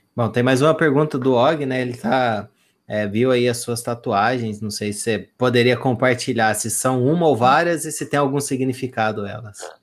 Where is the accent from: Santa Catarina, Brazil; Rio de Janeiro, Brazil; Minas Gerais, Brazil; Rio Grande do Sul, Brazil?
Minas Gerais, Brazil; southern; Eu sou aqui do sul de Minas